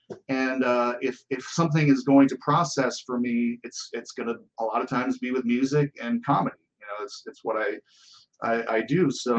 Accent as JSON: {"language": "English", "town": "Buffalo", "region": "New York", "country": "United States", "said": "So I'm from Buffalo, and there's not that much to do. You go bowling."}